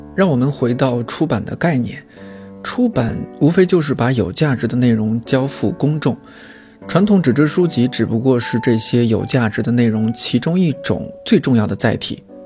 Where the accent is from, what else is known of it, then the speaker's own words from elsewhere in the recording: Shanxi, China; 作为土生土长的山西人